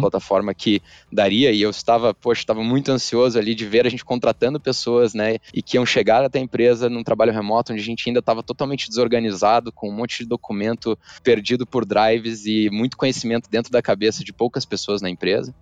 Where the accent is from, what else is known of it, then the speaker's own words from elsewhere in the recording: Curitiba, Paraná, Brazil; eu sou curitibano